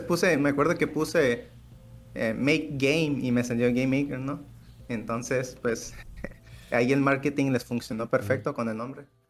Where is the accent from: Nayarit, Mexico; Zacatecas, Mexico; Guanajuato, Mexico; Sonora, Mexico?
Nayarit, Mexico; Acaponeta; en Acaponeta, que es pues de donde soy